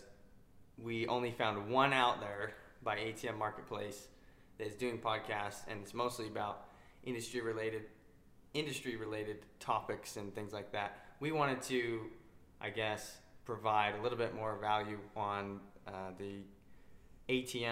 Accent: Utah, United States; I'm from Utah, which is where we currently live

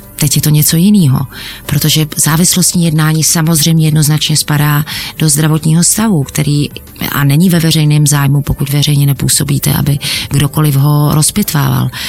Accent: Czechia; my jsme Češi

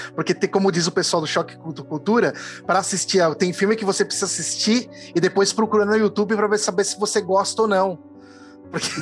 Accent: Santa Rita do Passa Quatro, São Paulo, Brazil; moved away; eu vivi muito tempo da minha vida em Santa Rita do Passa Quatro

